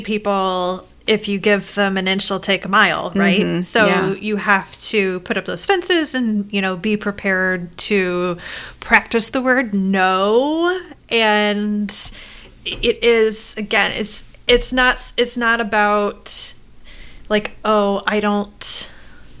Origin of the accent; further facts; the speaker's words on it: Midwest, United States; I'm from the Midwest